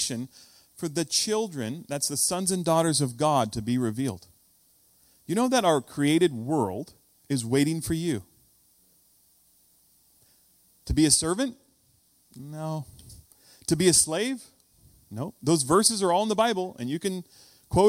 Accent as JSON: {"language": "English", "country": "United States", "said": "When you hear me say foyer instead of foyer, you know I'm from the States"}